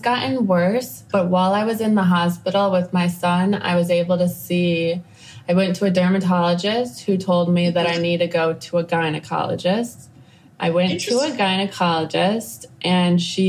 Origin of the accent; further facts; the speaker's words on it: Chicago, Illinois, United States; moved away as an adult; also born or lived in California / Costa Rica; now in Nicaragua; I am from the States. I'm from Chicago